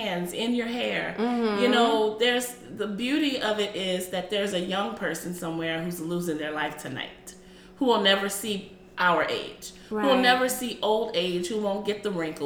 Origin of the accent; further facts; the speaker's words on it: United States; I'm African American